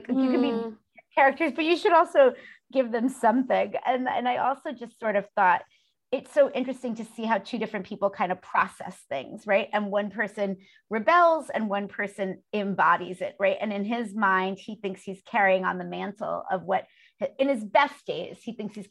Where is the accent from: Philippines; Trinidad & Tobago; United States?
United States; New York City, New York; growing up in Brooklyn is like growing up in like a small town more than like a big city